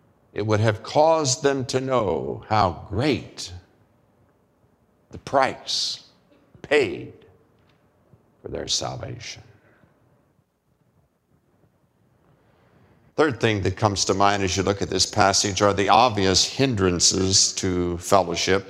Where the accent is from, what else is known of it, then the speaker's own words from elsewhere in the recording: United States; as American male